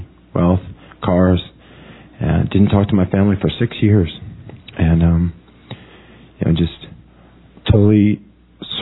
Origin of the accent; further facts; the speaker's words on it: Florida, United States; moved away; also born or lived in New York City; I'm originally from Florida.